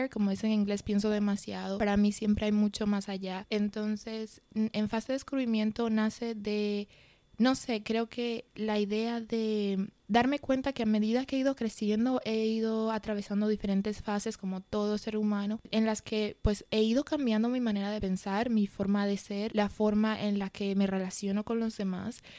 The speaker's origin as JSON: {"language": "Spanish", "town": "Madrid", "region": "Community of Madrid", "country": "Spain", "tie": "born or raised there", "accent": "mixed Dominican and Spanish", "said": "yo nací en España, em, en, Madrid para ser más específicos, y mis padres son de la República Dominicana, entonces realmente siempre tuve un acento un poco mezclado con lo que es el acento dominicano y el acento español"}